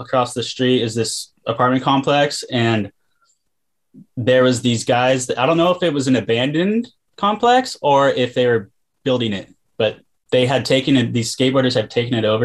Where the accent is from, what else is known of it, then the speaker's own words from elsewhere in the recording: Encinitas, California, United States; I was born and raised in Leucadia. Yeah, it's like Encinitas, California